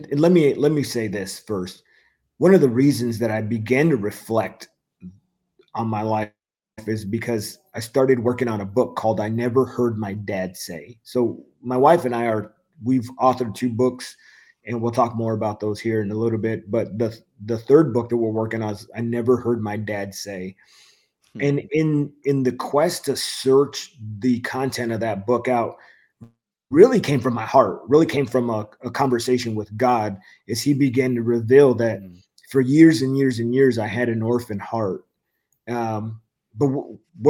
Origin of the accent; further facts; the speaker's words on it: Whittier, California, United States; moved away as an adult; also born or lived in Fayetteville, North Carolina; the city of Whittier in Los Angeles. Mm-hmm. Grew up there